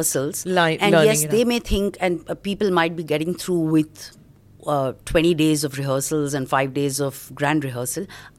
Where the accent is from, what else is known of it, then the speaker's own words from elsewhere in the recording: Mumbai, Maharashtra, India; Born and brought up in Bombay.